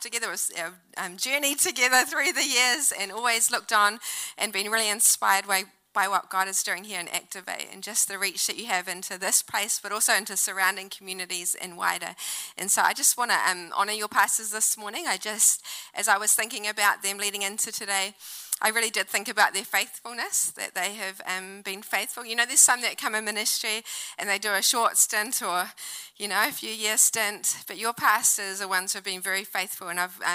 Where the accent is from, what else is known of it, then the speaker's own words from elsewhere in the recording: New Zealand; also born or lived in Auckland; now in Wellington, New Zealand; I'm Kiwi girl